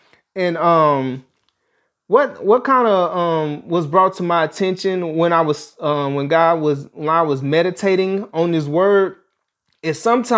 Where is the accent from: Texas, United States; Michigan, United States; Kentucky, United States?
Texas, United States; Dallas; Growing up in Dallas, Texas, we're in the Oak Cliff area. I lived in a neighborhood that dealt with a lot of poverty.